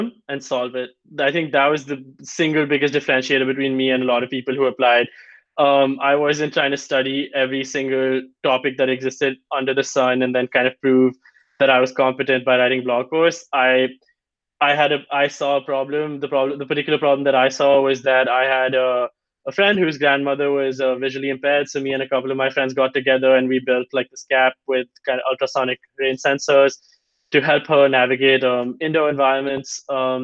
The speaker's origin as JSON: {"language": "English", "country": "India", "moved": "yes", "said": "As an Indian"}